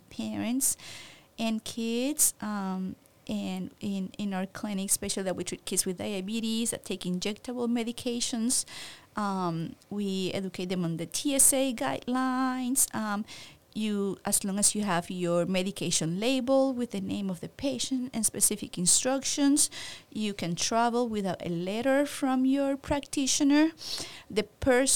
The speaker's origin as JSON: {"language": "English", "country": "Puerto Rico", "moved": "yes", "lives_now": "San Antonio, United States", "said": "I'm from Puerto Rico"}